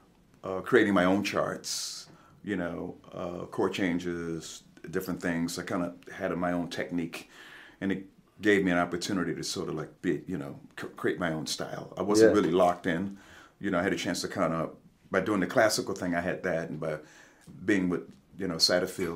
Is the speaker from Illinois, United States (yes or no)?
yes; Chicago, Illinois, United States; moved away as an adult; now in Los Angeles, United States; growing up in Chicago.